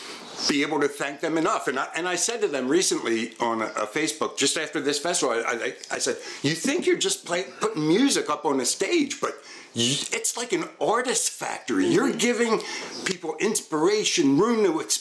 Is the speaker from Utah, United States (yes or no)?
no; Collegeville, Pennsylvania, United States; where are you from? And I'd say, Collegeville